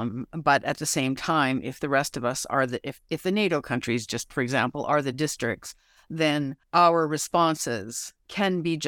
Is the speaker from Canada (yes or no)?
yes; Canada; I'm a Canadian